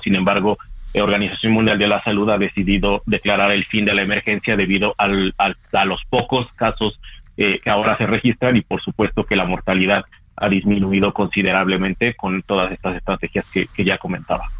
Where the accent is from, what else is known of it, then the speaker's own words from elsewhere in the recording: Mexico; como sociedad mexicana